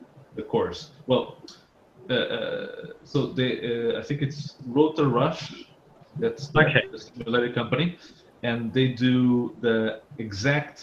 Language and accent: English; Portugal; moved away; I'm actually from Portugal